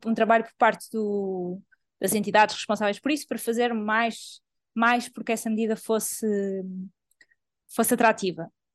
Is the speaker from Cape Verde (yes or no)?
no; Portugal; sou portuguesa e trabalho em Portugal